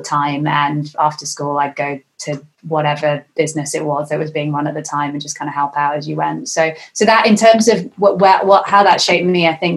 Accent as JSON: {"language": "English", "area": "Lancashire", "region": "North West England", "country": "United Kingdom", "tie": "born or raised there", "said": "I'm at my parents' house where I grew up in Lancashire"}